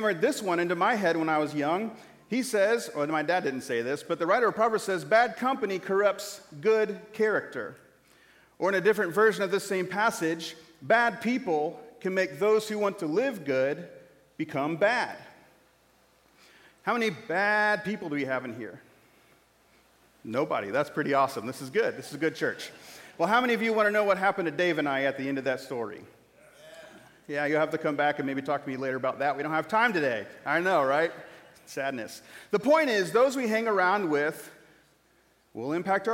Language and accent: English; Corning, Iowa, United States; moved away; my hometown in Corning, Iowa